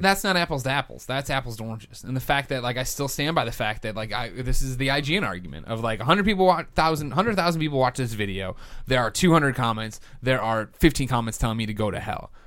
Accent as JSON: {"language": "English", "town": "Chicago", "region": "Illinois", "country": "United States", "accent": "Chicago", "said": "my Chicago accent"}